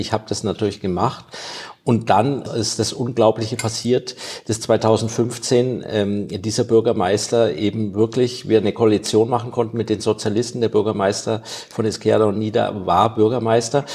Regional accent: Germany; now in Spain; für mich als Deutscher war das schwierig, ich habe einen deutschen Pass noch

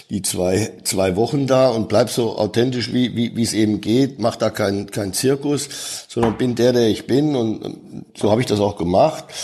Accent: Dortmund, North Rhine-Westphalia, Germany; als ich in meine Heimatstadt zurückkomme nach dem Dschungelcamp. Ich weiß noch damals in McDonald's in Dortmund ist der ganze Verkehr zusammengebrochen

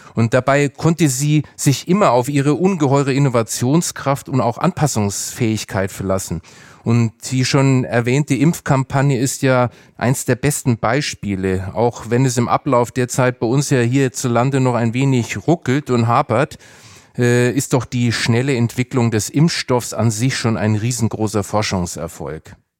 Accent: Germany; sind wir Deutsche

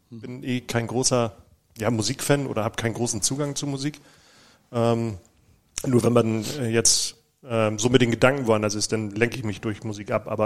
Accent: Münster, North Rhine-Westphalia, Germany; Ja, also ich komme tatsächlich aus Münster.

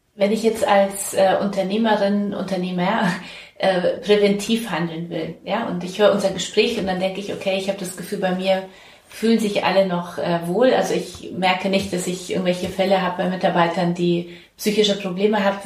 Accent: Bavaria, Germany; now in Hamburg, Germany; ich komme ja aus Bayern

